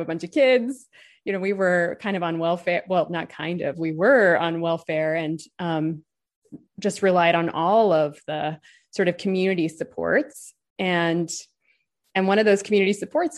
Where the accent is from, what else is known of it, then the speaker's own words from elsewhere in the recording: Los Angeles, California, United States; I grew up in Los Angeles